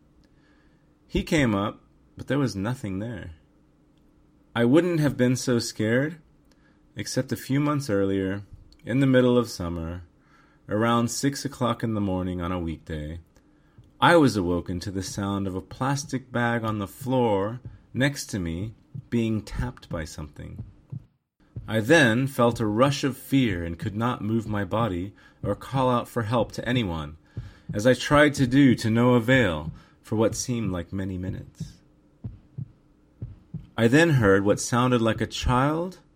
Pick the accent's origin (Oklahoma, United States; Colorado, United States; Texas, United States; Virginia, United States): Texas, United States; San Antonio; moved away as an adult; also born or lived in Tokyo, Japan; now in Japan; I grew up in San Antonio, Texas